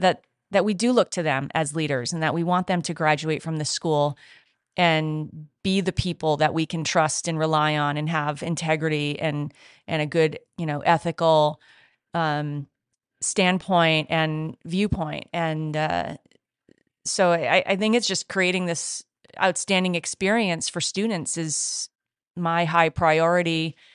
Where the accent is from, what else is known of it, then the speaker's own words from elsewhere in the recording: New England, United States; I'm from Southern New England, so that's how I have to go that way.